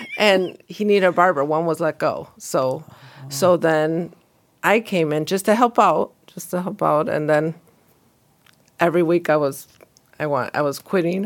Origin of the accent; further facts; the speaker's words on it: Bolingbrook, Illinois, United States; also born or lived in Romeoville; I grew up in Bolingbroke, and then I actually was the first ones that were shipped to Romeo for high school.